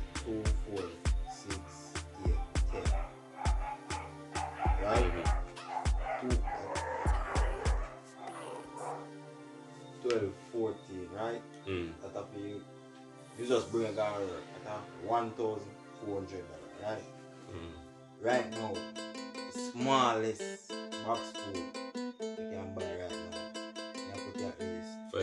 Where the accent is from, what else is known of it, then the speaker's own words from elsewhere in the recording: Jamaica; Me as a Jamaican